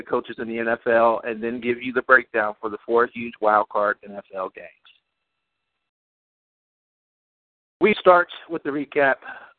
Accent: Cleveland, Ohio, United States; Cleveland born and raised, Buckeye born and bred.

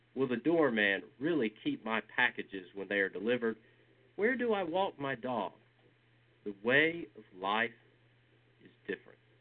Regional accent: Georgia, United States; I am a boy from Georgia

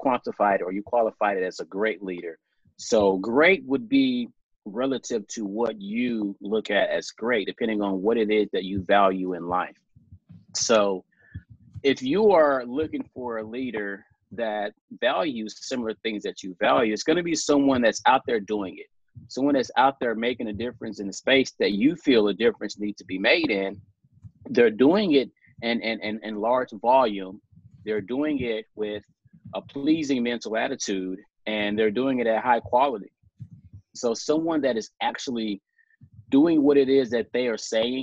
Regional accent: South Mississippi, United States; born and raised in South Mississippi.

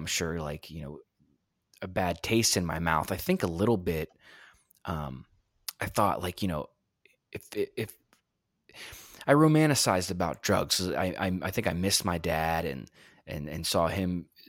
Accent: Texas, United States; born there; in Texas, and my biological father was out of the picture.

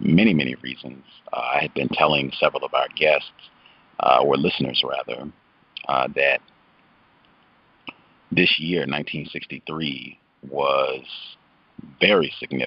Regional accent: Virginia, United States; I was born in Virginia

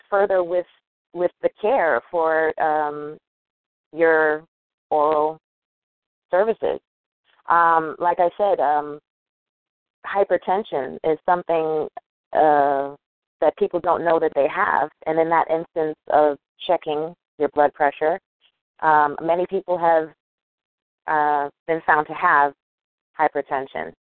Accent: New York, United States; moved away as an adult; also born or lived in North Carolina; I am a New Yorker

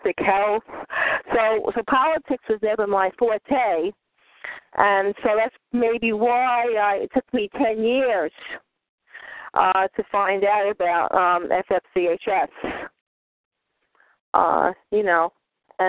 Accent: New York, United States; moved away; I'm from New York. I haven't been in New York in a long time. I'm a native

